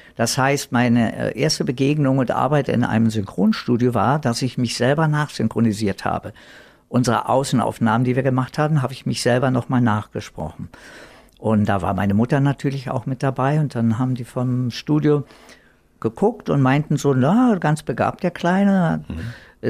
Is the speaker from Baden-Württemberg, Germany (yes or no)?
no; Berlin, Germany; accent: Berlin dialect; also born or lived in Madrid, Spain; ich bin dann praktisch hier im alten Westberlin als Westberliner groß geworden